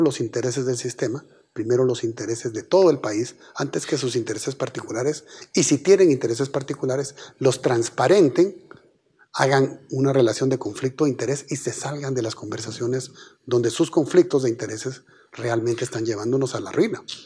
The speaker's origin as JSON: {"language": "Spanish", "country": "Guatemala", "said": "somos todos los guatemaltecos"}